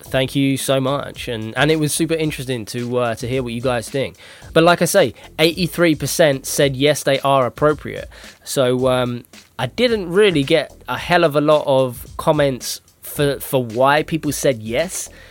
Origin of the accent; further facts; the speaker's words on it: United Kingdom; I'm I'm British